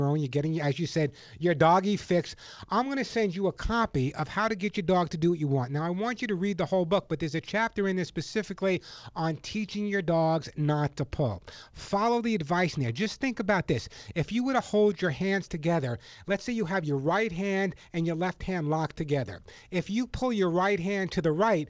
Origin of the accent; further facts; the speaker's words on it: New York, United States; now in Los Angeles, United States; I grew up in New York in the Bronx